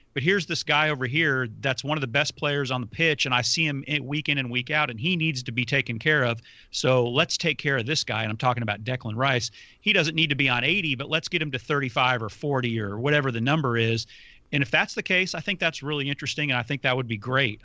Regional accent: United States; as an American

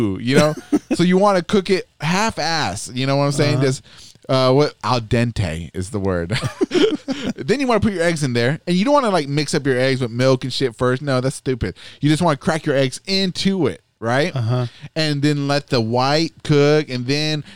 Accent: United States; accent: American; I had like a good, strong American accent

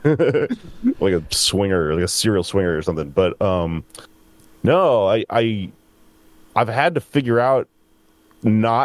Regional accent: Texas, United States; also born or lived in San Antonio, Texas / Austin, Texas; I grew up in Texas

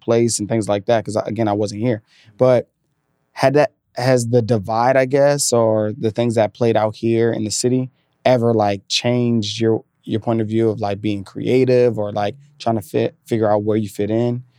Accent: Virginia, United States; moved away as an adult; also born or lived in New York City; I grew up in Virginia, but then I grew up as a, an adult in New York City, then I moved here

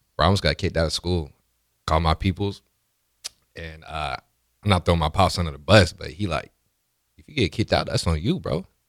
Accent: Iowa City, Iowa, United States; moved away as an adult; also born or lived in Nebraska; I grew up in Iowa City

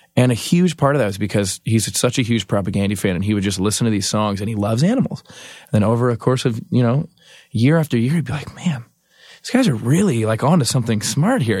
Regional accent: Canada; I'm from Canada

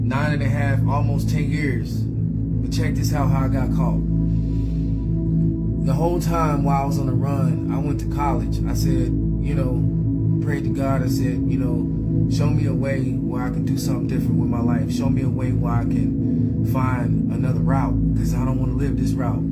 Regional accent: Indianapolis, Indiana, United States; born or raised there; also born or lived in LaGrange, Georgia, United States

